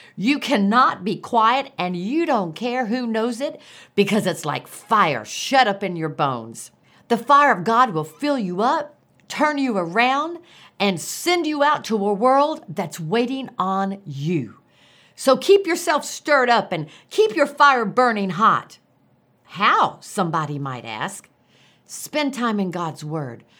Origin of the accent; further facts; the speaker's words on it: Florida, United States; now in Tulsa, United States; As a little girl growing up in Florida